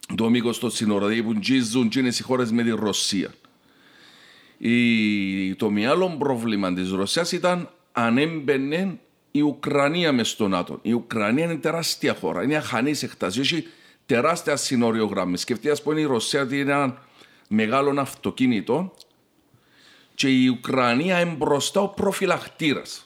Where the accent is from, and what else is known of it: Cyprus